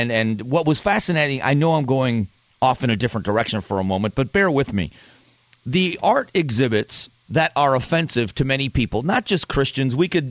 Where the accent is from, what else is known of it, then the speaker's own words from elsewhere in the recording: Arizona, United States; including the state I live in, my home state of Arizona.